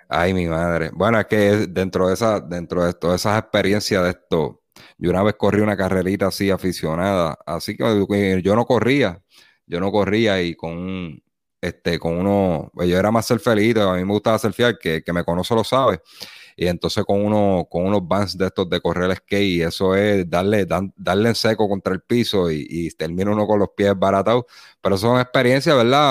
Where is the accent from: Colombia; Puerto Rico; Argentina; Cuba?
Puerto Rico; Las Piedras; yo me crié en el barrio Teja de las Piedras